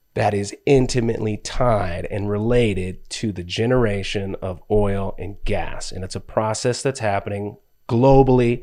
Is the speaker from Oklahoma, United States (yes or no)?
no; Palmdale, California, United States; moved away; also born or lived in Ventura, California; born in Ventura, grew up in Palmdale